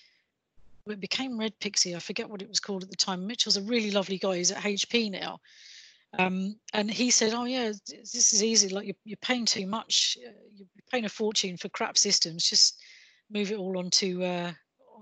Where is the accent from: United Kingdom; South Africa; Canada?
United Kingdom; England; accent: English; my English accent